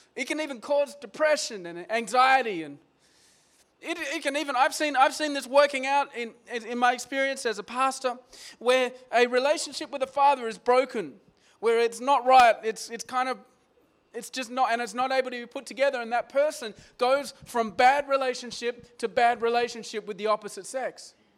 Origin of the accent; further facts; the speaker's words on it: Australia; moved away as an adult; moving here as, as an Aussie guy and my dad's still in Australia